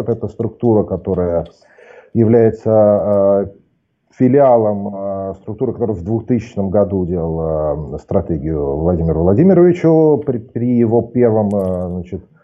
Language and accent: Russian; Saint Petersburg, Russia; Я родился и вырос в Петербурге